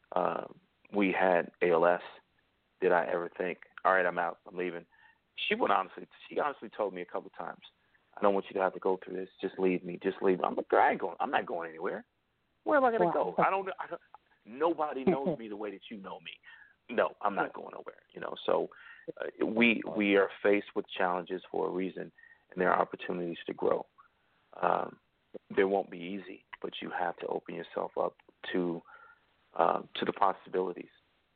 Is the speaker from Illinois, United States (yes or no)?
yes; Chicago, Illinois, United States; I grew up on the South Side of Chicago, and I came from a welfare family.